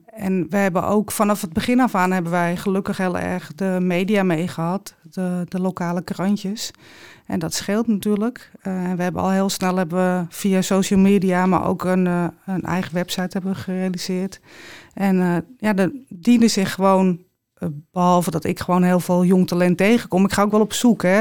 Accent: Amsterdam, North Holland, Netherlands; Ik ben opgegroeid in de Jordaan in Amsterdam

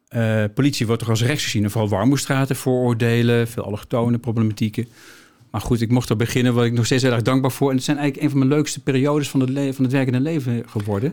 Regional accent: Nijmegen, Gelderland, Netherlands; Ik ben in Nijmegen opgegroeid

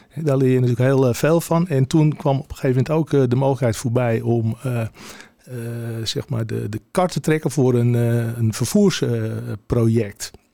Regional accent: Heiloo, North Holland, Netherlands; geboren in Heilo op de, op de boswinden

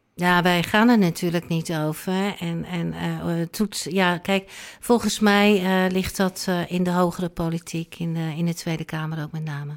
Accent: Rotterdam, South Holland, Netherlands; now in Alkmaar, Netherlands; ik woon in Alkmaar, maar ik ben geboren en getogen in Rotterdam

